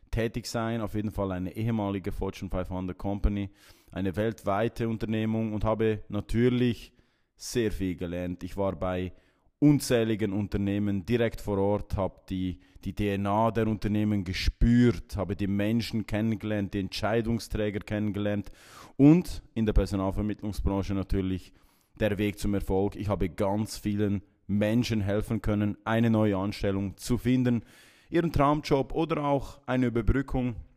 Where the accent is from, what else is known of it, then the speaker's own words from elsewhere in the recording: Gränichen, Aargau, Switzerland; born there; 33 Jahre jung geboren in Gränichen im Kanton Aargau